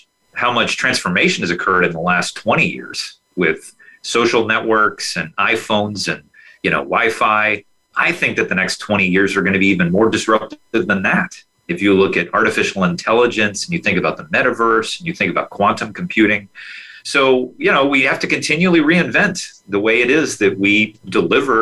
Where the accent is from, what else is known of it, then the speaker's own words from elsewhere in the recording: North Texas, United States; I grew up in North Texas